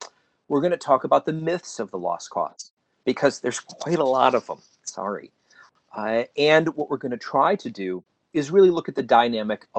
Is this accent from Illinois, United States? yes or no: yes; just outside of Chicago, Illinois, United States; I grew up in Illinois, just outside of Chicago, where there were no Confederate monuments in my town